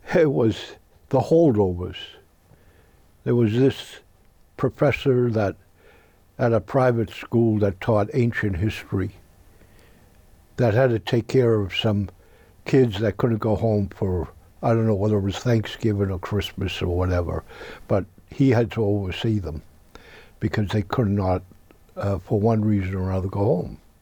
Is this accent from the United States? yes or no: yes; United States; As an American citizen